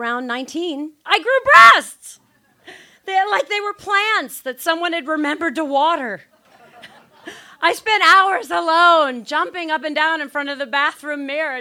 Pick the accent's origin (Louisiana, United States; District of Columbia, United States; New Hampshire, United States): Louisiana, United States; near New Orleans; now in Los Angeles, United States; I am from New Orleans. See? Well, actually, a town 20 miles outside of New Orleans